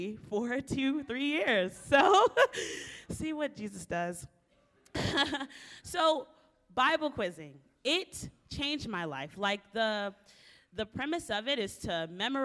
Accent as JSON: {"language": "English", "town": "Baltimore", "region": "Maryland", "country": "United States", "tie": "born or raised there", "said": "I was born and raised in Baltimore, Maryland, inner city"}